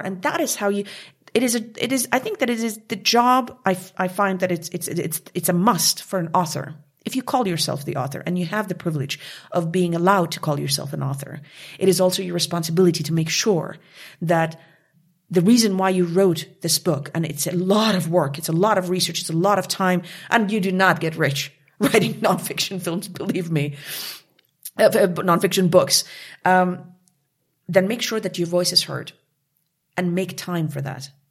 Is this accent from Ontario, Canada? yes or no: no; Montreal, Quebec, Canada; moved away as an adult; also born or lived in Kabul, Afghanistan; now in Munich, Germany; I came from from Canada, from Montreal, La Belle Ville de Montréal. I grew up there